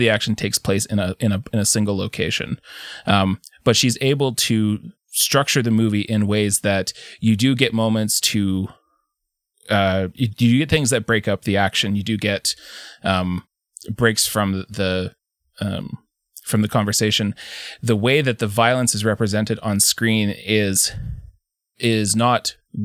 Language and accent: English; Canada; a Canadian of a certain age